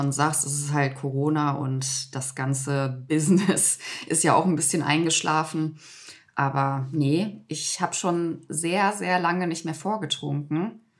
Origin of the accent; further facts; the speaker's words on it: Hagen, North Rhine-Westphalia, Germany; Ich komme doch aus Hagen